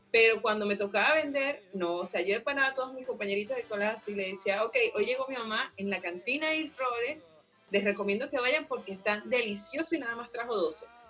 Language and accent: Spanish; Venezuela; moved away; soy emigrante de Venezuela